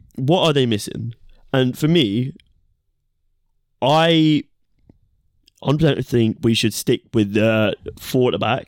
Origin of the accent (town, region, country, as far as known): England, United Kingdom